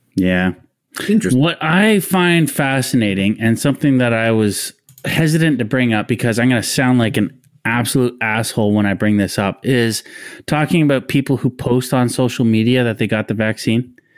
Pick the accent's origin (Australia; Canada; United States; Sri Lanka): Canada; we're also Canadian.